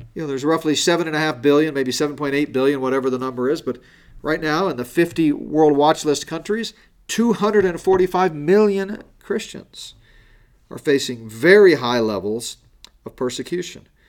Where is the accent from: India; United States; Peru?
United States; Colorado; Here in Colorado, my home state